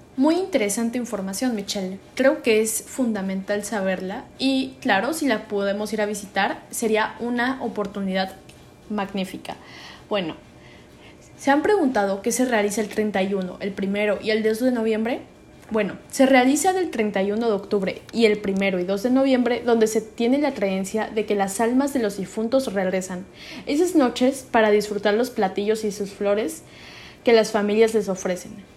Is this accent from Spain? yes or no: no; Mexico; nos caracteriza mucho como mexicanos el Día de Muertos